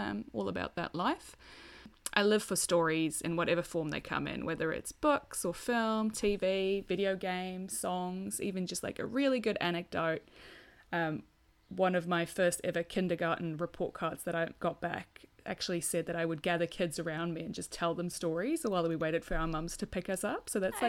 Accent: South Africa; also born or lived in Australia; now in Wellington, New Zealand; I am a South African Australian, soon to be a Kiwi, hopefully. I live in Wellington, New Zealand

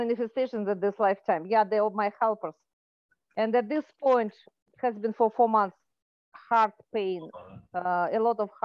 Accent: Moscow, Russia; now in Canada; From Moscow.

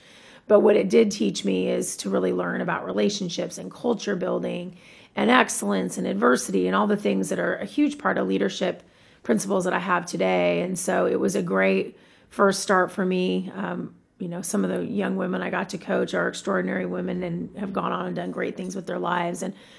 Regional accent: Tacoma, Washington, United States; also born or lived in San Diego; when we moved from San Diego to Tacoma, my dad wanted to do something fun for our family, something to connect us to a community that we didn't know very well.

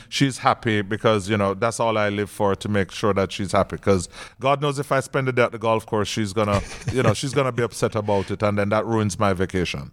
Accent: Jamaica; I'm Jamaican.

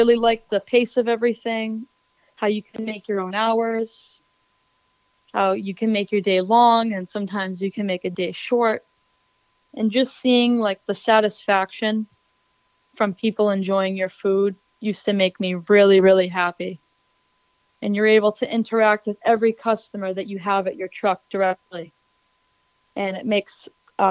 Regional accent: Braintree and Weymouth area, Massachusetts, United States; I'm originally from the Braintree and Weymouth area in Massachusetts. It's right outside of Boston, about 15 minutes south.

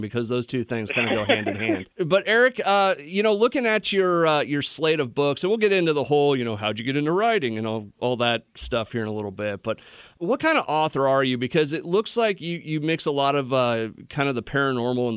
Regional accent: Iowa, United States; I grew up in Iowa

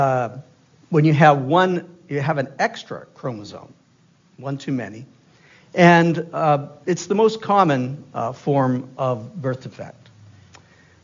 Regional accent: Easton, Maine, United States; the big city of Easton, Maine, that is. 1,500 people strong when everybody was home and many of them had guests. So that was my hometown.

